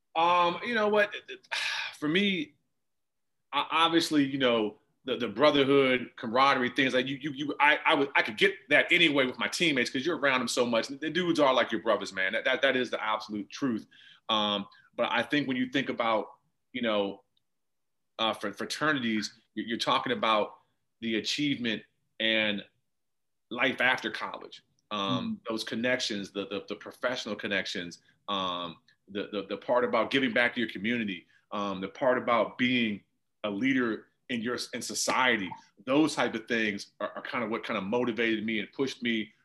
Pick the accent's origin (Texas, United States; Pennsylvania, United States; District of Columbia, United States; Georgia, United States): District of Columbia, United States; Washington; I grew up in Jack and Jill in the DC area